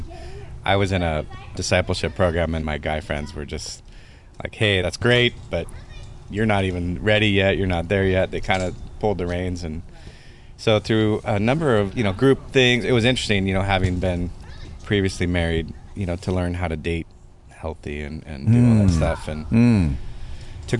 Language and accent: English; Southern California, United States; we both, Southern California, grew up, raised